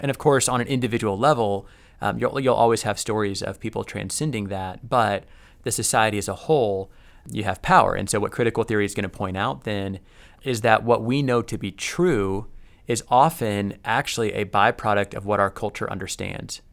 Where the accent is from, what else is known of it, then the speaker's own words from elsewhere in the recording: United States; me as an American who has probably more power, wealth, and privilege than any other society in human history